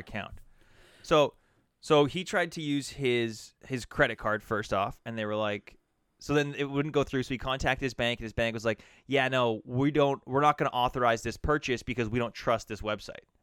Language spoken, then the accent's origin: English; Alberta, Canada; growing up in Alberta